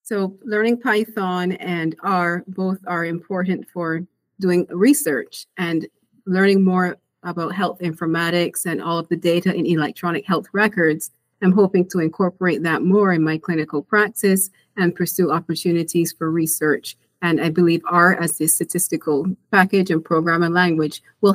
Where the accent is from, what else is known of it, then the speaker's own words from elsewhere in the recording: Barbados; moved away as an adult; now in United States; I'm a physician from Barbados, an island in the Caribbean. I went to medical school there and then came to the U.S. for residency